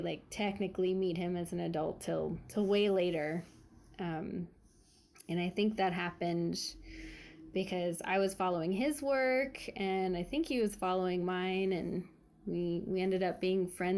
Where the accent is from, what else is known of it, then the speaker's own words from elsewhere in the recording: San Francisco, California, United States; I grew up in the Mission